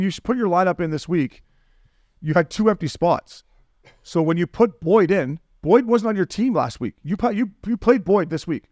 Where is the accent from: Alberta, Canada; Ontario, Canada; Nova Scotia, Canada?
Ontario, Canada; Port Hope; My hometown is probably worse than Wichita, no, no disrespect to Port Hope